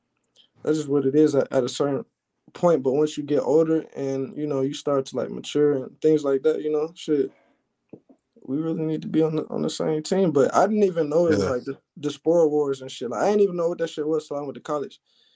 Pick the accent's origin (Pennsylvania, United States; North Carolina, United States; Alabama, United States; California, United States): Alabama, United States; of course, I'm from Alabama, you know, grew up in Alabama. I moved around a lot, though